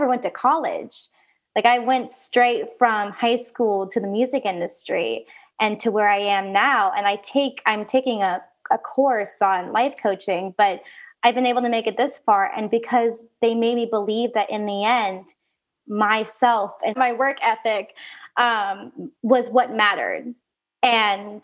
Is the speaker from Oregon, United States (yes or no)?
yes; Oregon, United States; moved away; I grew up in Oregon